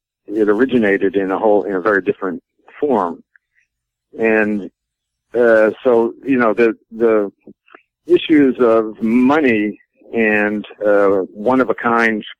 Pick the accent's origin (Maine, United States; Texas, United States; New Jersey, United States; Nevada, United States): Maine, United States; I was 13 or 12 or 13 in 1965. So I was growing up in Maine